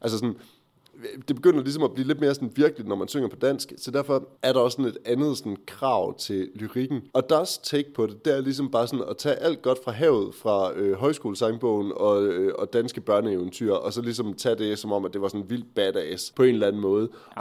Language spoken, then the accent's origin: Danish; Aarhus, Central Denmark Region, Denmark; Jeg kommer fra Aarhus.